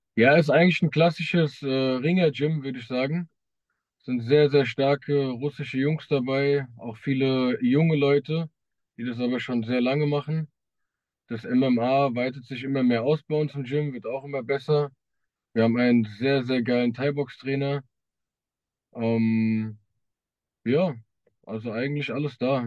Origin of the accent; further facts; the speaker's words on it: Wiesbaden, Hesse, Germany; ich komme aus Wiesbaden, ich trainiere auch in Wiesbaden im Streibgym